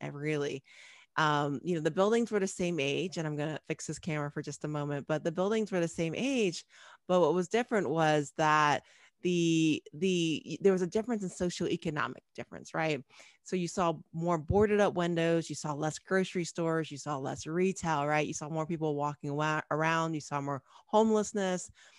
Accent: Cincinnati, Ohio, United States; moved away as an adult; also born or lived in Chicago; I grew up in Ohio. I'm an Ohio girl, Southern Ohio girl, Cincinnati, Ohio.

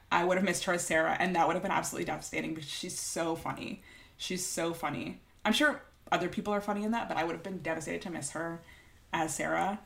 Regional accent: Toronto, Ontario, Canada; I'm from Toronto

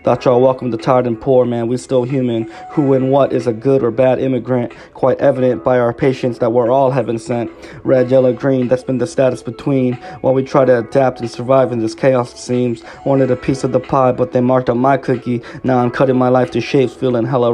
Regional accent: Falls Church, Virginia, United States; also born or lived in Incheon, South Korea / Washington, District of Columbia, United States; I moved into Falls Church, which is where I am now, and it's been my hometown for all these many years

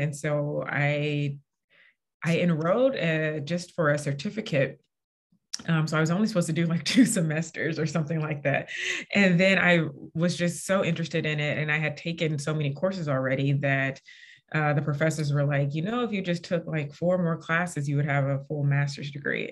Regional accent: St. Louis, Missouri, United States; moved away as an adult; also born or lived in Indiana / Washington, D.C.; I'm originally from St. Louis, Missouri

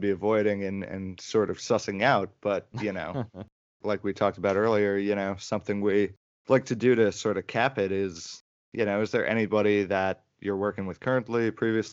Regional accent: Teaneck, New Jersey, United States; where we grew up in Teaneck

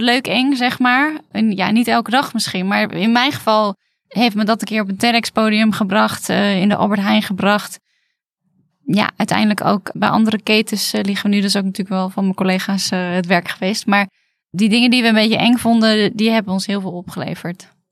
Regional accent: Netherlands; wij komen uit Nederland

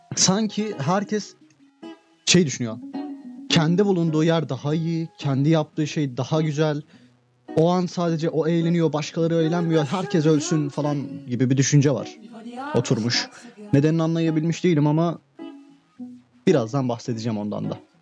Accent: Turkey; ben Türkiye'de doğdum, Türkiye'de büyüdüm

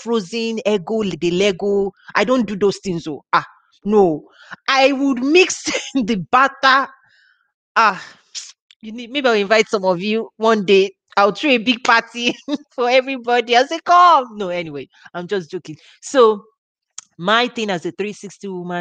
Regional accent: Nigeria; moved away; I have very warm memories of growing up in Africa

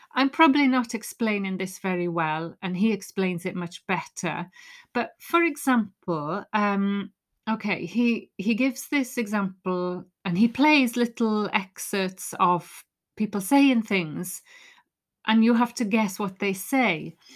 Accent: Wales, United Kingdom; I'm Welsh

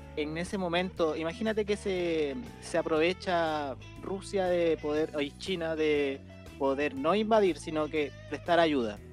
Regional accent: Salamanca, Coquimbo, Chile; moved away; yo vengo de Salamanca

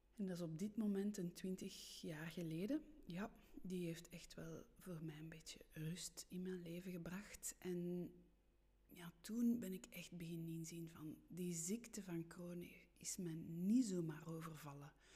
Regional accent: Steenokkerzeel, Flanders, Belgium; accent: rolling r (Brussels); first language French; Dutch is a second language; also born or lived in Brussels; Ik ben geboren in Brussel en misschien hoor je dat aan mijn r, aan mijn rollende r. Ik ben in de twee talen opgevoed, Nederlands-Frans, maar ik ben wel opgegroeid in de Vlaamse rand. Ik ben opgegroeid in het dorpje Steenokkerzeel

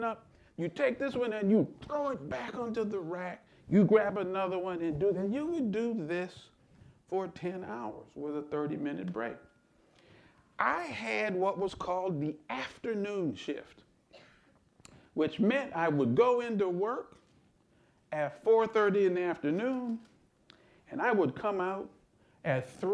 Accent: Lansing, Michigan, United States; I grew up in Lansing, Michigan

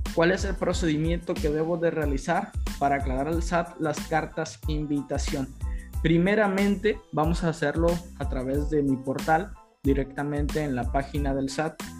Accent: Mexico; nosotros como mexicanos

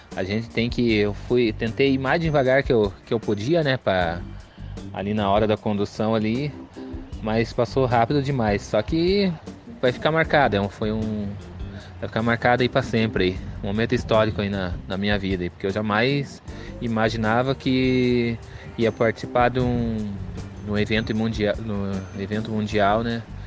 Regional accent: Piraquara, Paraná, Brazil; eu sou aqui do município de Piraquara

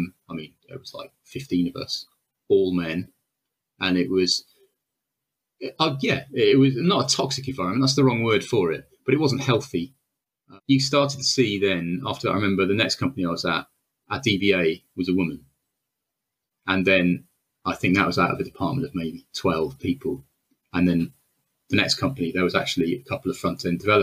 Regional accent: Wales, United Kingdom; I'm Welsh

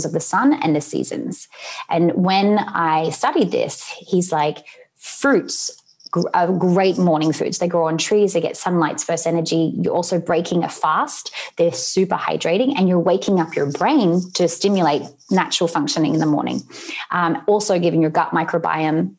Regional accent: Sydney, New South Wales, Australia; moved away; where I grew up in Sydney in Australia

